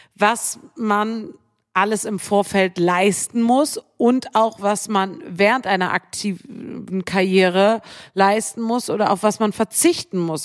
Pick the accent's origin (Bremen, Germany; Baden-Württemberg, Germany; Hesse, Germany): Bremen, Germany; moved away; ich bin in Bremen aufgewachsen